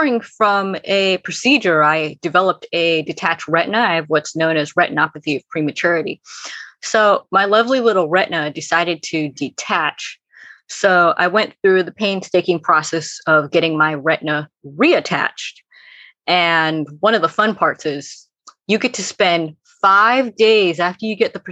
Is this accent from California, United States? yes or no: yes; Bay Area, California, United States; I'm from the Bay Area in California.